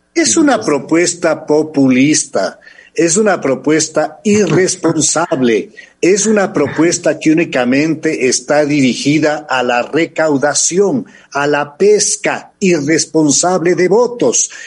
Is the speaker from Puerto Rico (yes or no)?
no; Ecuador; nosotros como ecuatorianos